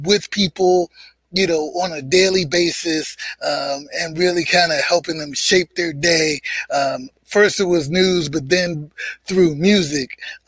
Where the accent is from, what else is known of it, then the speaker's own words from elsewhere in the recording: New York City, New York, United States; I'm originally from Harlem, born and raised in Harlem